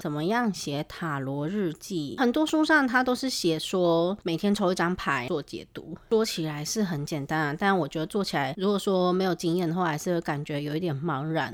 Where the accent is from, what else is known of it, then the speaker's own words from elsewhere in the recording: Taiwan; moved away as an adult; also born or lived in Japan; 因为我是台湾人，我对于地震这个东西真的已经司空见惯了